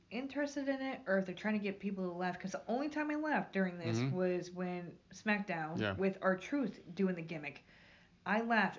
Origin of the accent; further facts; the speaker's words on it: Albany, New York, United States; I'm from Albany.